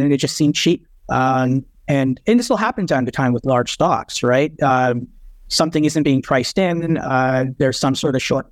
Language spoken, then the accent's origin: English; Canada; being a Canadian